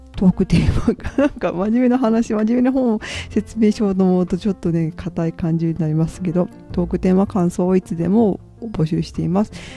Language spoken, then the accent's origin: Japanese; Hiroshima, Japan; 広島の出身で、まあ、祖父母が被爆していたり